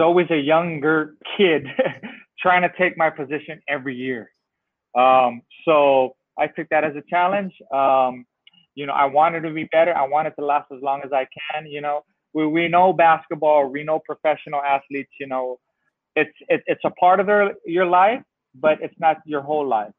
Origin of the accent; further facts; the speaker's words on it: San Francisco, California, United States; I grew up in San Francisco, California.